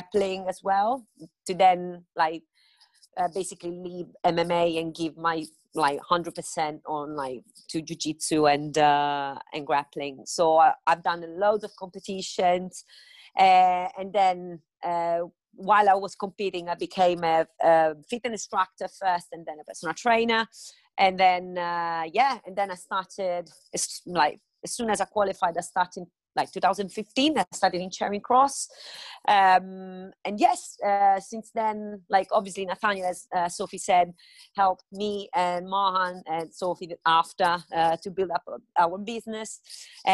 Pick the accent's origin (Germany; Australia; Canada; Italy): Italy; Rome, Lazio; English is a second language; moved away as an adult; now in London, United Kingdom; I come from Rome.